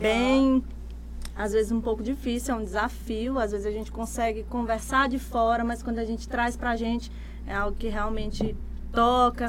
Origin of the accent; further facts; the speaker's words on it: Imperatriz, Maranhão, Brazil; also born or lived in Gurupi, Tocantins; Eu me considero imperatrizense, mas eu nasci em Gurupi, no Tocantins, uhum. na época era Goiás, mas aí hoje é Tocantins. E vim pra cá, pra Imperatriz, eu tinha um ano de idade